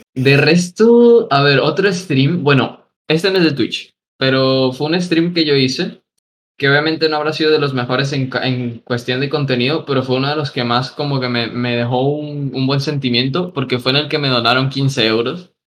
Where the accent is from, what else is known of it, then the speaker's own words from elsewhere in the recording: Venezuela; moved away; yo tenía un montón de amigos en, pues, en, allá en Venezuela durante esos, eh, esas épocas